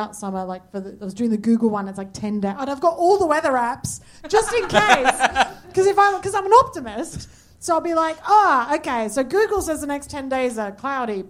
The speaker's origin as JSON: {"language": "English", "area": "a city in the driest state in Australia", "region": "South Australia", "country": "Australia", "moved": "yes", "lives_now": "United Kingdom", "said": "I'm from a city in the driest state in Australia"}